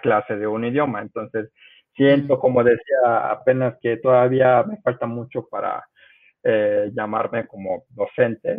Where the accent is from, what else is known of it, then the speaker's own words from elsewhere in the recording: Mexico; accent: Mexican Spanish; also born or lived in South Korea; yo crecí en México, yo crecí